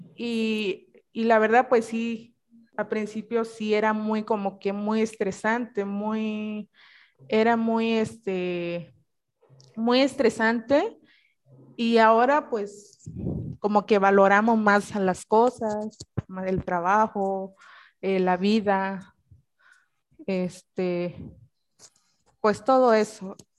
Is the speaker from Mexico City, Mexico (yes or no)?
no; Cañada region, Oaxaca, Mexico; now in Oaxaca City, Mexico; yo soy de un pueblo que es aquí en la región Cañada